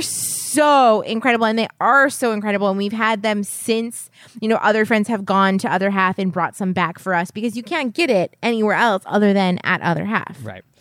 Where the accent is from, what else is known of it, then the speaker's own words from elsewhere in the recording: New Hampshire, United States; I was born in New Hampshire.